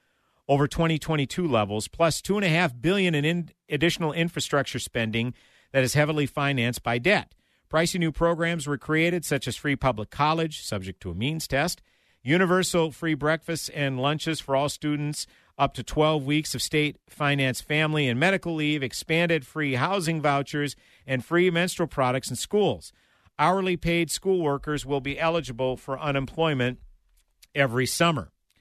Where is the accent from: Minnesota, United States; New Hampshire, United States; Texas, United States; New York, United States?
Minnesota, United States; it'll be August 1st in my home state of Minnesota.